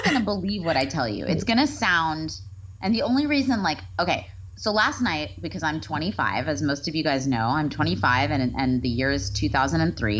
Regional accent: Texas, United States; moved away; I think I am from Texas.

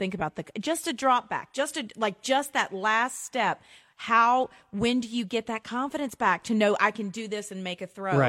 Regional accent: Memphis, Tennessee, United States; So I grew up in Memphis

